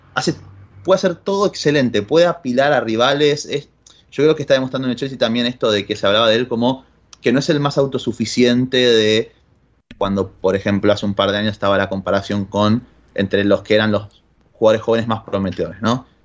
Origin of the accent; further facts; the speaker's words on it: Argentina; soy más ruso que, que cualquier otro argentino a día de hoy